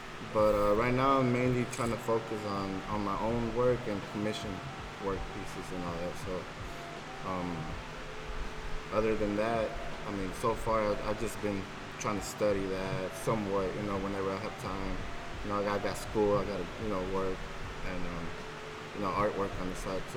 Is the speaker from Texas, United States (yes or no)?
yes; Houston, Texas, United States; also born or lived in Pearland, Texas; I'm from Second Ward.